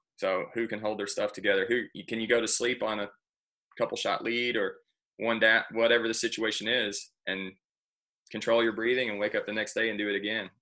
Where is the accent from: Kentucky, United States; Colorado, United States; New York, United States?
Kentucky, United States; Campbellsville; I'm from Campbellsville, Kentucky. I play golf at Campbellsville Country Club